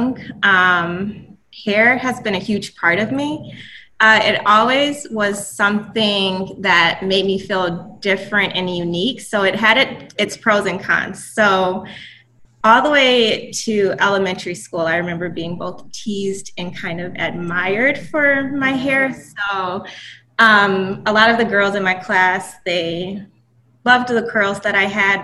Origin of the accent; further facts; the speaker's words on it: Cleveland, Ohio, United States; moved away as an adult; I was born in Cleveland, Ohio. I have traveled around the country recently, moving from state to state